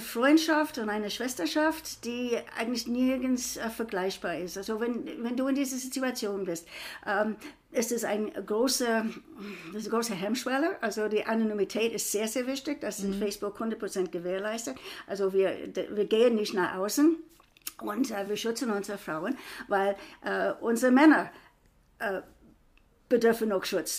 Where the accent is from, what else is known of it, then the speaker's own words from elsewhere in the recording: United States; also born or lived in Frankfurt; now in Germany; ich bin Amerikanerin